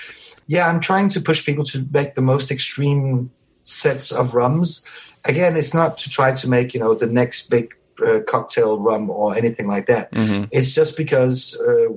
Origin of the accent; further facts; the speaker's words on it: Mauritius; moved away; also born or lived in Venezuela; I grew up on Mauritius